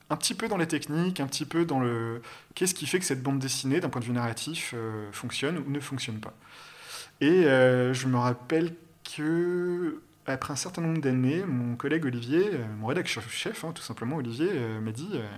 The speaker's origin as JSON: {"language": "French", "town": "Bordeaux", "region": "Nouvelle-Aquitaine", "country": "France", "tie": "born or raised there", "also_born_or_lived": "Paris", "moved": "as an adult", "said": "à 19 balais, ben, j'ai quitté Bordeaux, euh, mes villes natales, pour aller. Euh, ouais, je suis monté à Paris."}